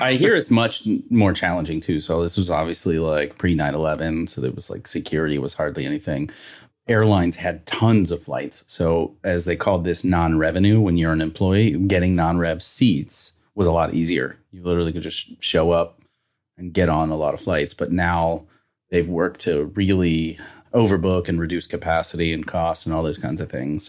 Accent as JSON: {"language": "English", "region": "Northern Kentucky", "country": "United States", "tie": "born or raised there", "said": "I grew up in Northern Kentucky, right across from Cincinnati"}